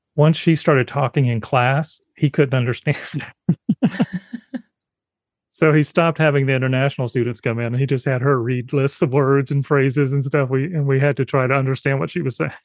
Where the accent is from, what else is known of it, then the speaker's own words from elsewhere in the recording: South Carolina, United States; I grew up in South Carolina, so I'm Southern by, by birth.